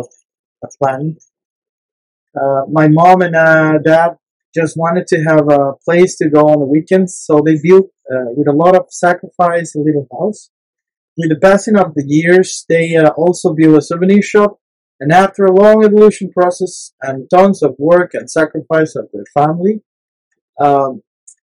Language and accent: English; San José, Costa Rica; also born or lived in La Fortuna, Costa Rica; I grew up in San Jose, a small and crowded city